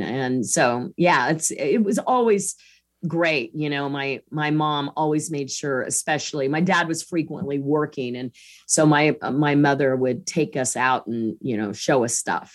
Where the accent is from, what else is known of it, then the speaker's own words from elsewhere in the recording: Kansas, United States; I grew up in Kansas